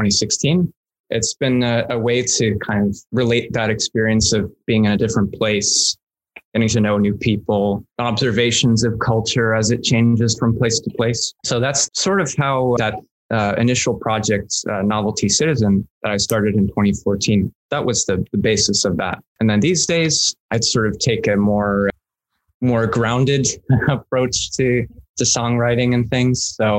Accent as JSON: {"language": "English", "town": "Alameda", "region": "California", "country": "United States", "tie": "born there", "also_born_or_lived": "Chicago", "said": "I was born in California, in San Francisco, or more specifically, an island called Alameda. It's in the Bay Area there."}